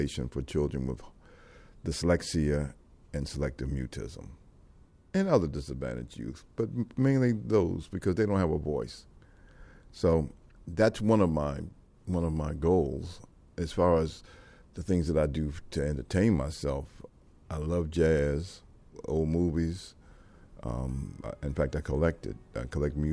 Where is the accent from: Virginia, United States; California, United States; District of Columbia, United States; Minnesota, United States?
District of Columbia, United States; Washington